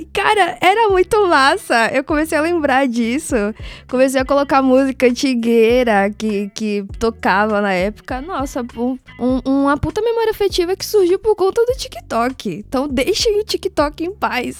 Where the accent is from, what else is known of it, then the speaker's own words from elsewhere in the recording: Salvador, Bahia, Brazil; also born or lived in Uruguay; now in São Paulo, Brazil; da minha infância lá em Salvador